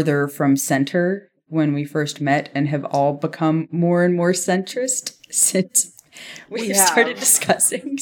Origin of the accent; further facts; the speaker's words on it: Key West, Florida, United States; moved away as an adult; also born or lived in Midwest / DC area; now in Nashville, United States; I was technically born in the Midwest, but was raised from infancy in Key West, Florida, which I consider my hometown.